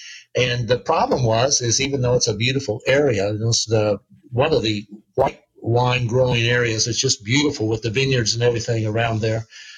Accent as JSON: {"language": "English", "region": "Oklahoma", "country": "United States", "said": "But I'm from Oklahoma"}